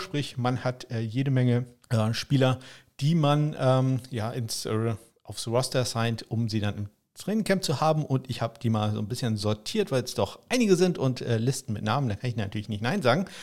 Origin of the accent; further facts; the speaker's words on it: Probstei, Schleswig-Holstein, Germany; meine alte Heimat, die Propstei. Das ist so ein Landstrich hier in Schleswig-Holstein.